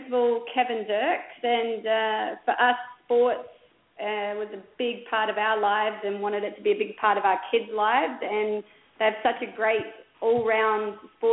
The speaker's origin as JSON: {"language": "English", "town": "Adelaide", "region": "South Australia", "country": "Australia", "tie": "born or raised there", "also_born_or_lived": "Oklahoma", "moved": "as an adult", "lives_now": "New Braunfels, United States", "said": "I grew up in Adelaide, which is in South Australia"}